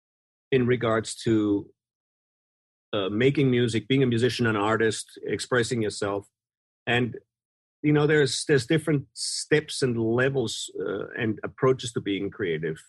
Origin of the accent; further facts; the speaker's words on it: Vienna, Austria; I'm from Vienna, Austria, so there's a really massive classical music history and scene there